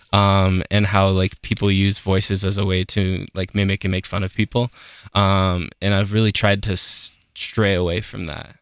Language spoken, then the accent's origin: English; Aurora, Colorado, United States; I am from Aurora, Colorado. Yeah, basically just like thirty minutes outside of Denver.